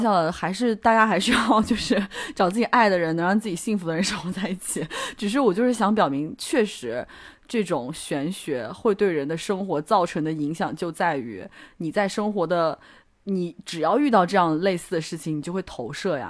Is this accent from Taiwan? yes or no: no; China; 就大部分人还是会的吧，因为。我们都是中国人，我们都很相信。